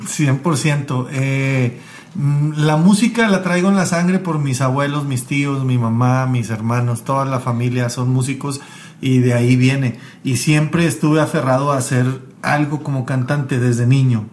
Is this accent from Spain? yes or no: no; Mexico; vengo de México